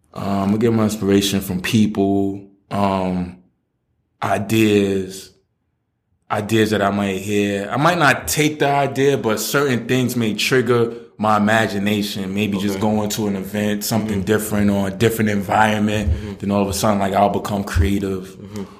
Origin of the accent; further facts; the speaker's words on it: New York City, New York, United States; also born or lived in Queens / the Bronx / Staten Island / New Jersey; I'm from Brooklyn. Um, I've moved around a lot.